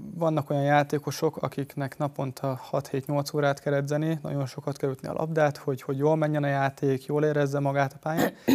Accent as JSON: {"language": "Hungarian", "country": "Hungary", "said": "magyar srácként"}